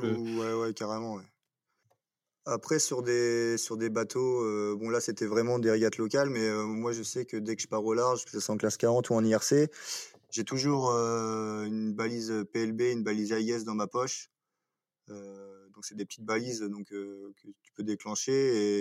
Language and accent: French; Cherbourg, Normandy, France; je suis originaire de Normandie à Cherbourg et du coup je fais du bateau depuis que je suis tout petit